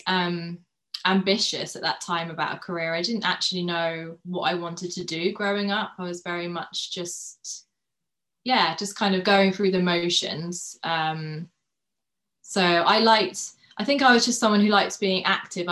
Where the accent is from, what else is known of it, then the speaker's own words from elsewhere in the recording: United Kingdom; now in London, United Kingdom; I grew up I've been in UK all of my life, in the countryside. So I've grown up, in the countryside the whole of my life